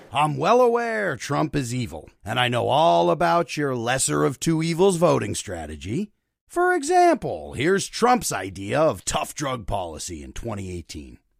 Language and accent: English; Luzerne County, Pennsylvania, United States; moved away; also born or lived in Brooklyn; I moved from Brooklyn to Pennsylvania last September, back to Luzerne County